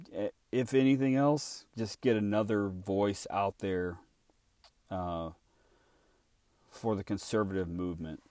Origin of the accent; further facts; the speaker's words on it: Illinois, United States; I was born and raised in Illinois